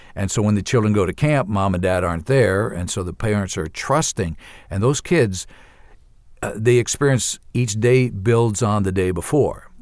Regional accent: New York, United States; moved away as an adult; also born or lived in Ivory Coast / Uganda; I'm from New York originally

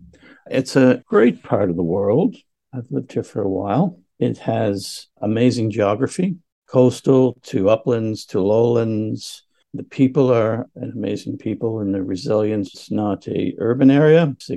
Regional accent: Canada; moved away as an adult; I care about this area because I have lived here for 25 years. I immigrated from Canada in 1999 to live with my now wife. And it's where I raised my family.

